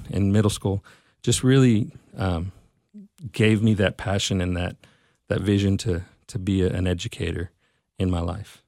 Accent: Mesquite, Texas, United States; I'm from Mesquite, and, uh, I was, was raised here, grew up, grew up here

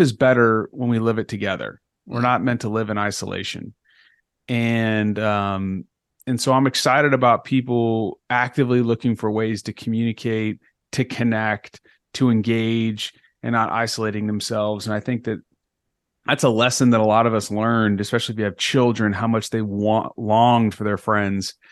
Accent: Texas, United States; moved away as an adult; also born or lived in Northeast United States; I'm from Texas

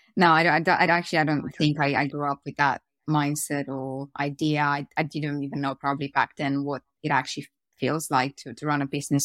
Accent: Romania; moved away as an adult; also born or lived in Austin, Texas; now in United Kingdom; I grew up in Romania, so I, I went to, I went to school there. I went to high school in Romania.

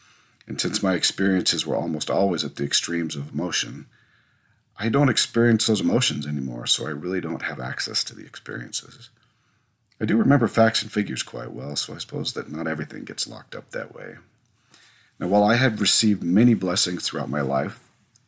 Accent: Whidbey Island, Washington, United States; moved away as an adult; also born or lived in northern Idaho; I grew up on Whidbey Island during my teenage years, and my parents still live there

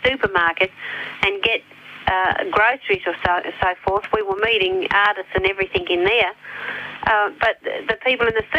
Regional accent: Australia; I'm still Australian, and I still love working in Australia and meeting the Australian people

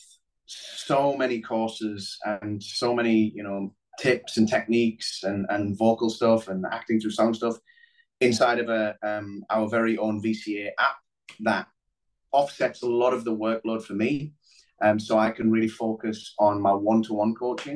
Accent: Middlesbrough, North East England, United Kingdom; moved away as an adult; also born or lived in London; growing up in Middlesbrough

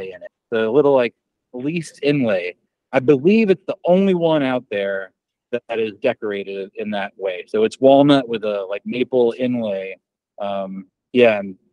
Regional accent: Lehigh Valley, Pennsylvania, United States; my hometown in the Lehigh Valley, Pennsylvania, like Allentown, Bethlehem

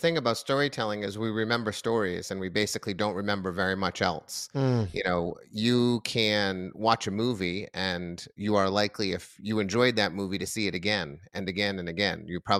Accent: Massachusetts, United States; Well, I grew up just outside of Boston.

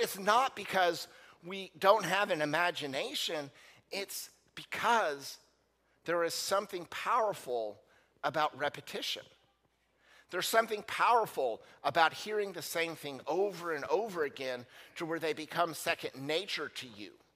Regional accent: United States; as American Christians

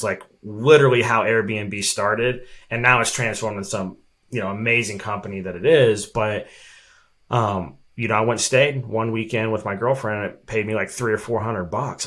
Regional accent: Evansville, Indiana, United States; moved away as an adult; now in Arizona, United States; I was literally the only listing on the map in my hometown, Evansville, Indiana

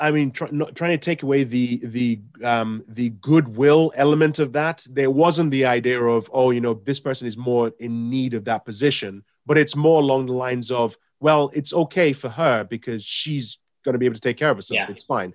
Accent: London, United Kingdom; I grew up in South London when I came here

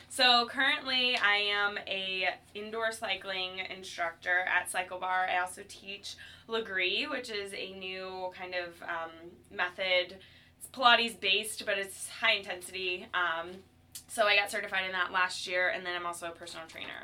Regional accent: Cleveland, Ohio, United States; also born or lived in Chicago; now in St. Louis, United States; I came to St. Louis by means of Chicago. I was born in Cleveland

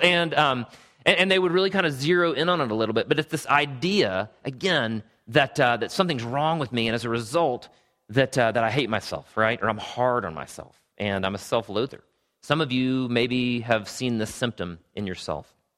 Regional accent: Travelers Rest, South Carolina, United States; also born or lived in Greenville, South Carolina; I grew up in Travelers Rest, South Carolina.

